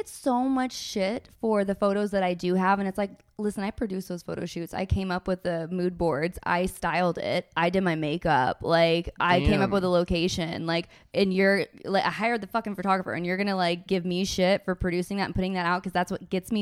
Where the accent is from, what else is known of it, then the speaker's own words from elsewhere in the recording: Georgia, United States; moved away as an adult; now in Los Angeles, United States; I'm from Georgia